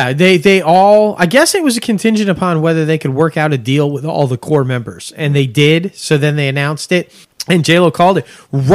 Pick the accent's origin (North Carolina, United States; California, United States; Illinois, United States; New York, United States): New York, United States; Syracuse; moved away as an adult; now in near New Orleans, United States; I'm from the Cuse, man. I'm from Syracuse.